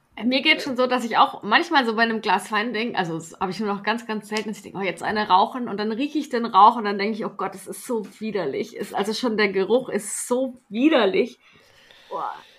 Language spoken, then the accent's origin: German; Stuttgart, Baden-Württemberg, Germany; als Stuttgarterin war ich ja damals auch auf dem Cannstatter Vasen und, und Bierzelt. Das, das nimmt man ja mit, wenn man dort aufwächst